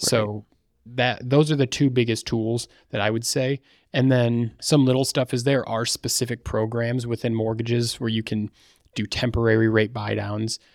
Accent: Battle Creek, Michigan, United States; I'm from Battle Creek, Michigan.

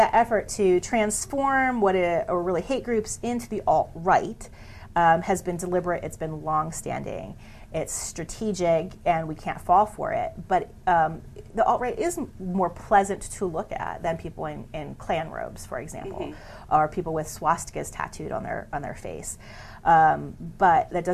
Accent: Pennsylvania, United States; moved away; I'm a, from a small town in Pennsylvania

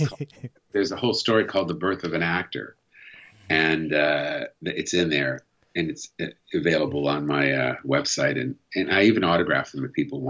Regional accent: United States; as an American

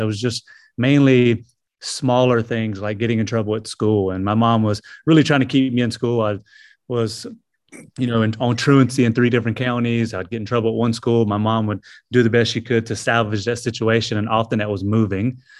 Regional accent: Greenville, South Carolina, United States; also born or lived in Anderson, South Carolina; was, uh, born here in Anderson and, uh, was raised in, uh, Greenville, just a neighboring, uh, city. So, yeah, this is where I was born and raised

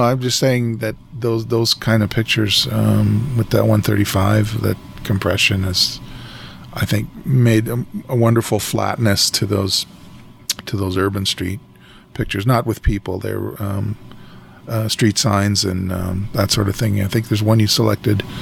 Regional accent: Western Canada, Canada; as a Canadian, particularly Western Canadian

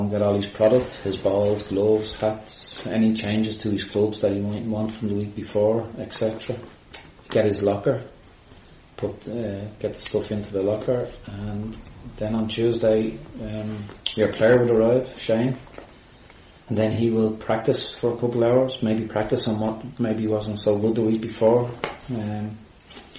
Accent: Bray, County Wicklow, Ireland; I grew up in Bray, close to Woodbrook Golf Club

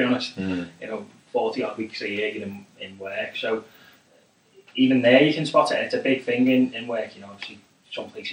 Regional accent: United Kingdom; I'm British

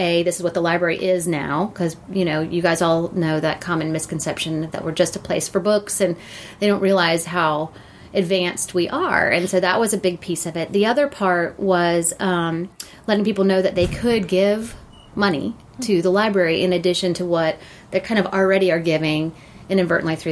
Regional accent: Gwinnett County, Georgia, United States; also born or lived in Athens, Georgia; So I was born and raised in Gwinnett County

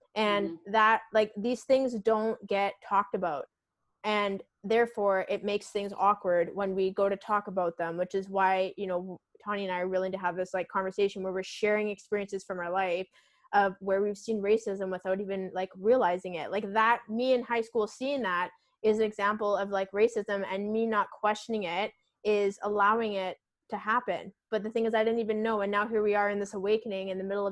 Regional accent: Victoria, British Columbia, Canada; I'm originally from Victoria on Vancouver Island, and where I went to school, it was like right beside, you know, an Indigenous res.

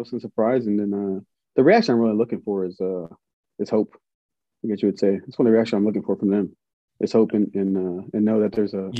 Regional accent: Riverside, California, United States; moved away as an adult; So I'm born and raised in Riverside, California.

